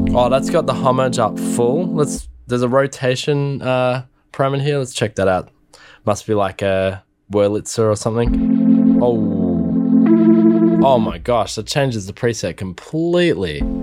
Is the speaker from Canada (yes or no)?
no; Australia; I'm Australian